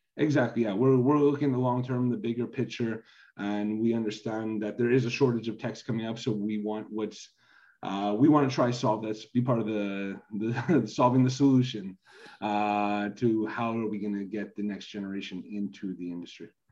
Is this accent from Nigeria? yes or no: no; Canada; I'm originally from Canada